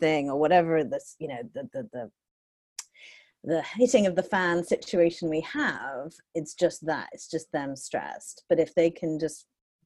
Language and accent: English; United Kingdom; moved away as an adult; now in United States; I'm British